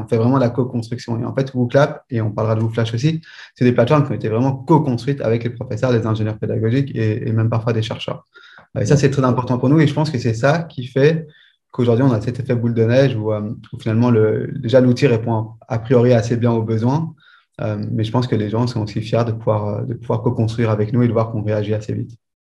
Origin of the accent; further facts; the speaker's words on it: Belgium; j'étudie en, en Belgique, je suis belge.